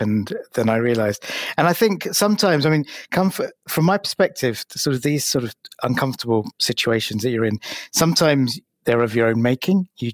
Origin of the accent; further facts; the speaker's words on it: London, United Kingdom; being an Asian kid growing up in London at the height of the National Front and the BNP